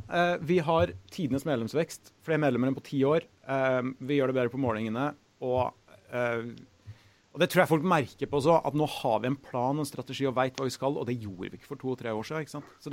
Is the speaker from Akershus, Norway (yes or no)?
no; Trondheim, Trøndelag, Norway; jeg har fryktelig lyst til å bo litt hjemme i Trondheim i noen år.